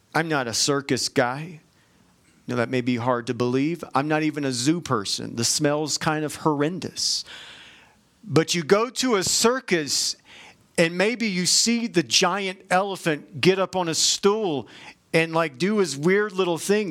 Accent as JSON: {"language": "English", "region": "Georgia", "country": "United States", "said": "I'm from Georgia"}